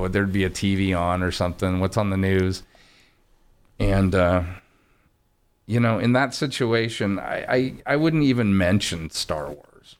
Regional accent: Orange County, California, United States; I'm from County and, you know, Cal State Fullerton

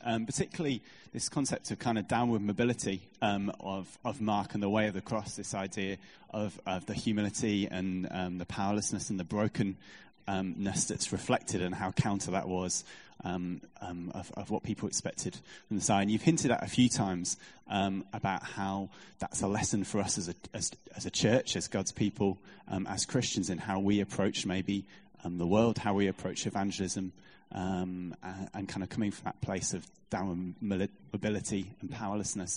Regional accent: Lancaster, North West England, United Kingdom; from Lancaster.

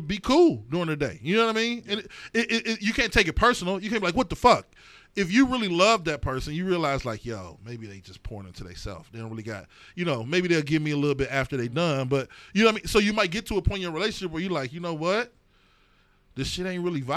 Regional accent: East Cleveland, Ohio, United States; growing up in East Cleveland

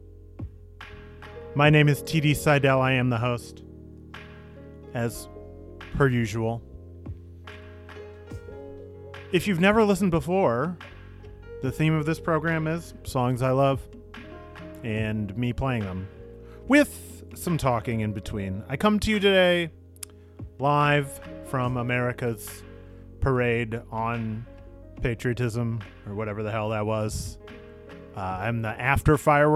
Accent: Seattle, Washington, United States; I'm from Seattle, Washington

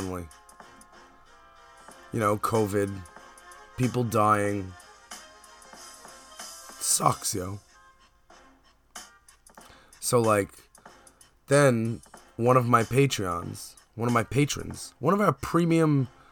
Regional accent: New York City, New York, United States; as a New Yorker

